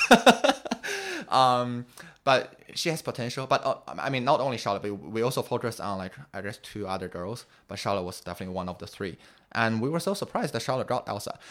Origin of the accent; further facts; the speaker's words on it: Beijing, China; English is a second language; also born or lived in United States; growing up in Beijing